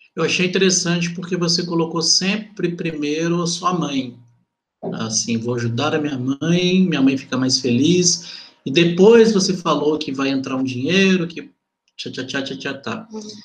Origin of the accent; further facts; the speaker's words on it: Belo Horizonte, Minas Gerais, Brazil; eu sou de Venda Nova, sabe? E fui criado boa parte da minha vida lá